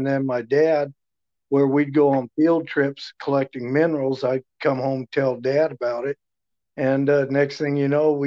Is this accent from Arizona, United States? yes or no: yes; Williams, Arizona, United States; I grew up in Northern Arizona, outside of Williams, about 60 miles from the Grand Canyon.